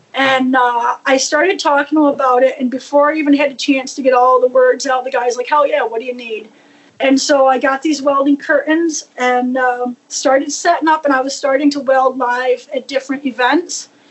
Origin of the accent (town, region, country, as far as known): New York, United States; born or raised there